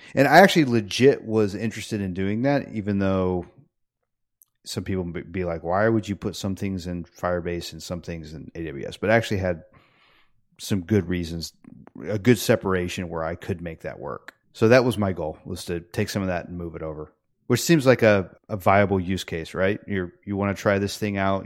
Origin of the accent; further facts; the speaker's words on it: United States; also born or lived in Peru; I come back from Peru to America